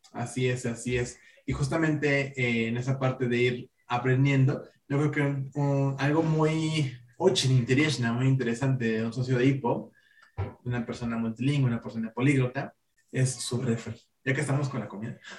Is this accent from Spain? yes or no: no; Mexico; nosotros como mexicanos